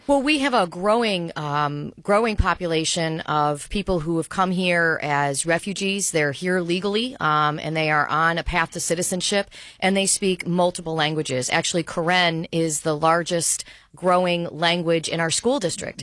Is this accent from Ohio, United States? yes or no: no; Albany, New York, United States; a fierce defender of my hometown and of a city that is a city of neighborhoods